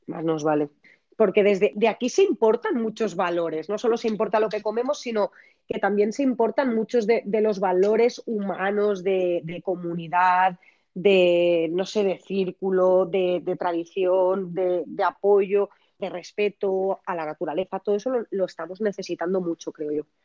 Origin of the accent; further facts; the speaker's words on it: Valencian interior, Valencian Community, Spain; aquí en mi tierra están rodeados de campos de naranjos y mandarinos